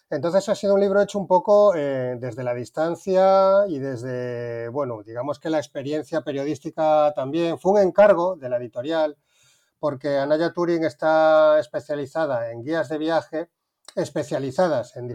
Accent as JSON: {"language": "Spanish", "town": "Seville", "region": "Andalusia", "country": "Spain", "also_born_or_lived": "A Coruña / Madrid", "lives_now": "Cádiz, Spain", "said": "Vengo de Sevilla, pero nací en La Coruña y viví muchos años en Madrid. Y ahora mismo me encuentro en Cádiz, hablando con vosotros."}